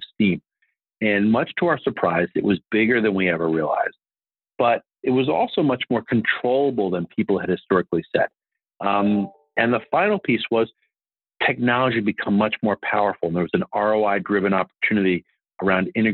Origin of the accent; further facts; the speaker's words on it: Washington, District of Columbia, United States; I grew up here in Washington, D.C., which is where I'm speaking to you from